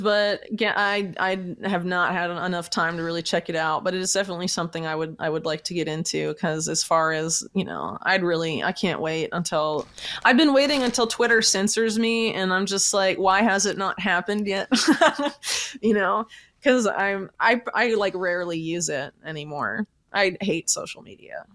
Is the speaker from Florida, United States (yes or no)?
yes; Florida, United States; I'm from Florida